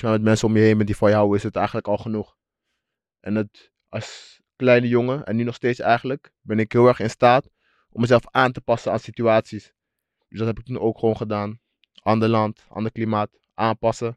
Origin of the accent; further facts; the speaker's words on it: Suriname; waar ik vandaan kom. En dat is de Suriname